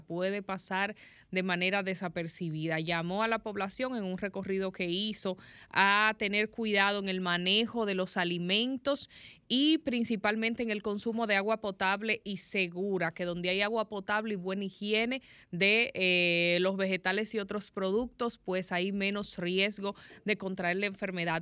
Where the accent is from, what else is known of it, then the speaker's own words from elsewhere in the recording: Dominican Republic; yo como dominicana, como ciudadana